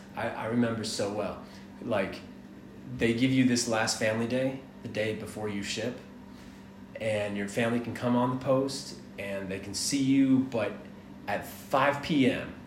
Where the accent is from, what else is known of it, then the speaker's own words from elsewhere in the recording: Atlanta, Georgia, United States; also born or lived in Miami, Florida; I was born in Miami. I was raised in Atlanta